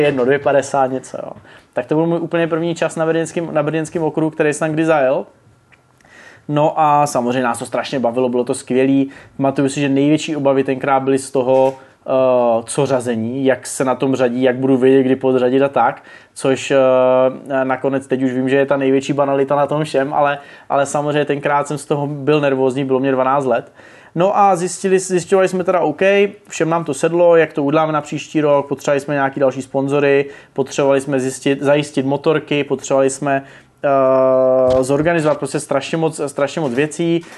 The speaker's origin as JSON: {"language": "Czech", "town": "Brno", "region": "South Moravian Region", "country": "Czechia", "said": "já jsem z Brna"}